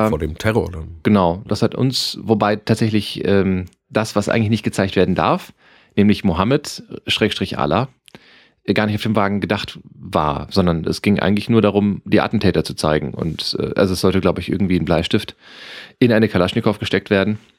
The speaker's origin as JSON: {"language": "German", "region": "Lower Saxony", "country": "Germany", "said": "In, in meiner Heimat wurde es, also es gibt eine ich würde sagen, eine Karnevalshochburg in Niedersachsen und das ist Damme."}